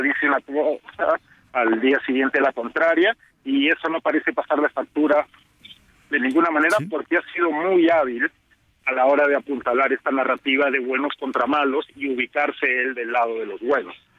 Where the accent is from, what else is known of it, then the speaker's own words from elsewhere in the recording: Peru; yo soy peruano